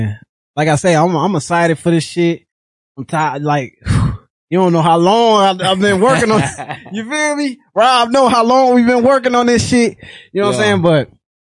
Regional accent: Rockford, Illinois, United States; But I'm from Rockford, Illinois. You know what I'm saying? I'm from the West Side. I grew up on the West Side

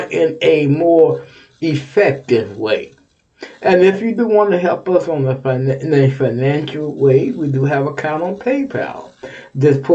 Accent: Texas, United States; now in Ohio, United States; You my home state.

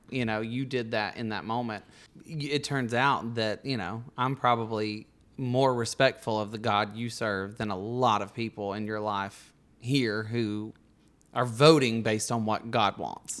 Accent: Bug Tussle, Alabama, United States; my hometown of Bug Tussle.

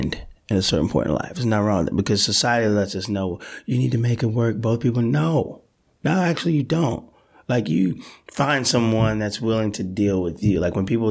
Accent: Delaware, United States; moved away; I'm from Delaware

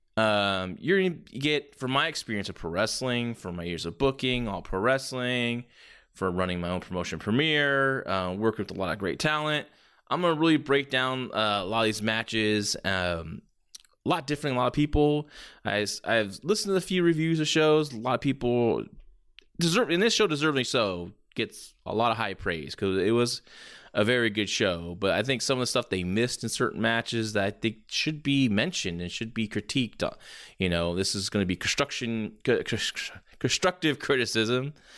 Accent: San Jose, California, United States; my hometown of San Jose, California

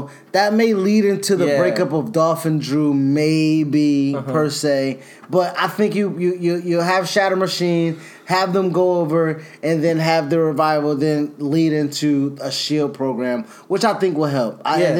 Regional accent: Australia; Shit, I'm Australian, just... nigga.

